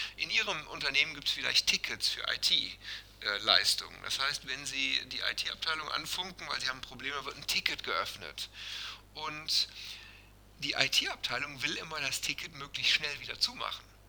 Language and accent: German; Germany; bei uns in Deutschland